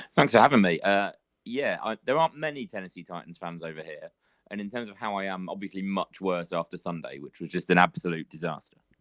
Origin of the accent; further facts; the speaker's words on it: near Birmingham, West Midlands, United Kingdom; now in London, United Kingdom; I grew up near Birmingham